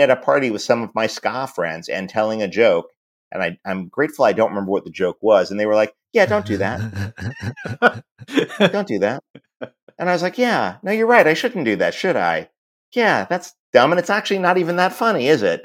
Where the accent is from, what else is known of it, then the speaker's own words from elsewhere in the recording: New York, United States; growing up in New York